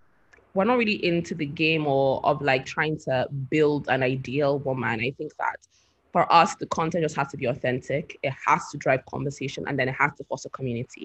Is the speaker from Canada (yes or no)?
no; Nigeria; as Nigerian youth